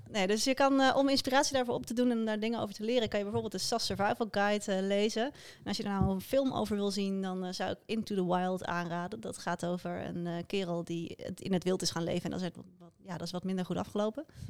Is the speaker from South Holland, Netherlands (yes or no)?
yes; Krimpenerwaard, South Holland, Netherlands; in de omgeving waar ik vandaan kom, uh, Krimpende Waard